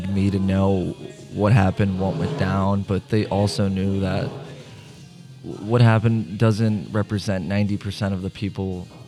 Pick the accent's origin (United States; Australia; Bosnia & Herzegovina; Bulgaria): Bosnia & Herzegovina; I mean, if growing up in Bosnia and being Bosnian in general, I mean, over there, s- soccer is the only sport.